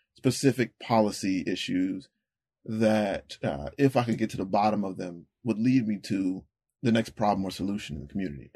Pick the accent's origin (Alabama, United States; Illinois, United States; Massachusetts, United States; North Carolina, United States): North Carolina, United States; Rocky Mount; I was born and raised in North Carolina